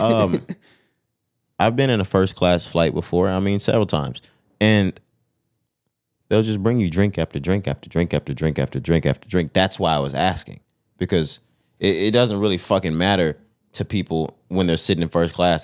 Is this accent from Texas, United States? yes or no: yes; Texas, United States; We're from Texas. This is the South